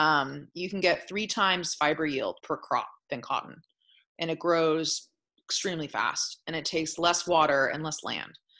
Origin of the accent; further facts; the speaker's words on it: Sonoma, California, United States; also born or lived in San Francisco; growing up in Sonoma, I was around cannabis for many years